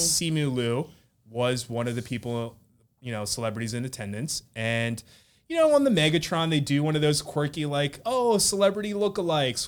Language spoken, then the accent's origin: English; Philadelphia, Pennsylvania, United States; I grew up in Philadelphia